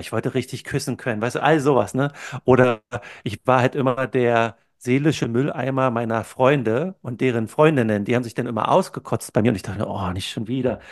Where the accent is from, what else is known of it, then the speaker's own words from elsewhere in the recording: Brandenburg, Germany; moved away as an adult; also born or lived in Berlin / California / Maastricht / Silicon Valley; now in New Zealand; bin in der Nähe von Berlin aufgewachsen